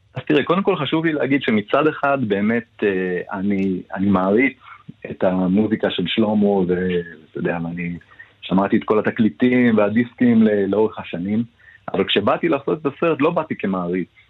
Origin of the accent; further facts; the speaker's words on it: Ness Ziona, Central District, Israel; אני גדלתי לא בנס ציונה